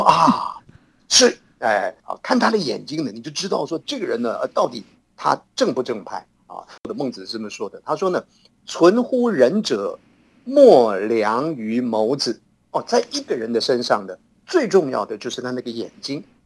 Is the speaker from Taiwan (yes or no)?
yes; Hsinchu, Taiwan; 在我们新竹老家